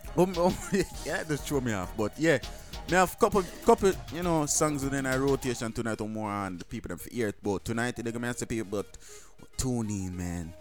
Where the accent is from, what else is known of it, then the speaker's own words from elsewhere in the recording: Jamaica; I'm Jamaican